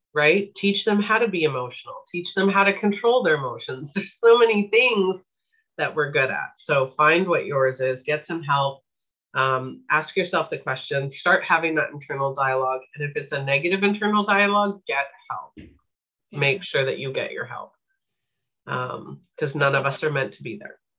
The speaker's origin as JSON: {"language": "English", "town": "Winnipeg", "region": "Manitoba", "country": "Canada", "tie": "born or raised there", "said": "I grew up in Winnipeg, Manitoba, Canada"}